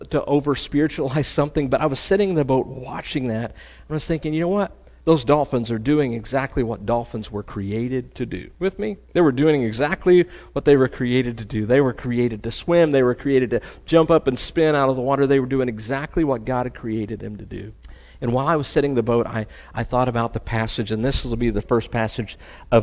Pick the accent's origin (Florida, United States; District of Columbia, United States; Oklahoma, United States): Oklahoma, United States; I'm from Oklahoma. I'm just a country boy, right? My version of water is Lake Hudson or Fort Gibson